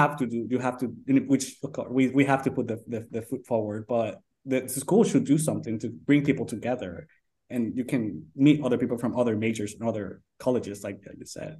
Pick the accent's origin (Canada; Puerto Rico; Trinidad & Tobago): Puerto Rico; moved away as an adult; I'm from Puerto Rico. So I did my undergrad there.